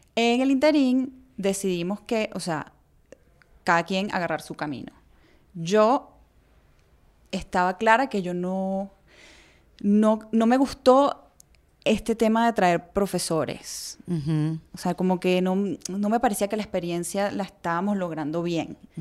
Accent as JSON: {"language": "Spanish", "country": "Venezuela", "tie": "born or raised there", "said": "Yo nací en Venezuela, pero mi mamá nació en Chile y mi abuela también."}